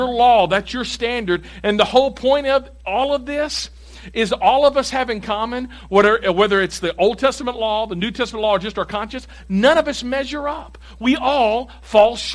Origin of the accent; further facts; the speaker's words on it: Tennessee, United States; I'm from Tennessee